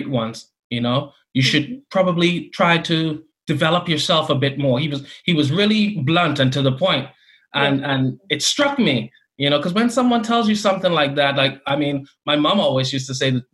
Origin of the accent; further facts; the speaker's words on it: Bahamas; I grew up in the Bahamas